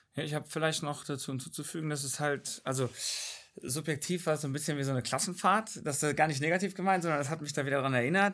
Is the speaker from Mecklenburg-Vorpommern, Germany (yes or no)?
no; North Rhine-Westphalia, Germany; also born or lived in Bavaria; now in Northern Germany; Ich äh, komme zu 50 Prozent eigentlich aus Bayern, also der Vater aus Bayern, bin aber in NRW aufgewachsen und wohne im Norden jetzt